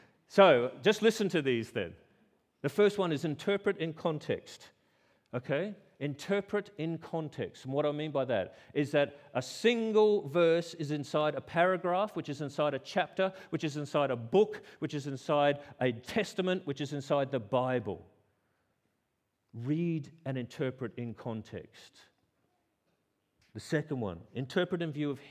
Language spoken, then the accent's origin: English; Australia; I'm Australian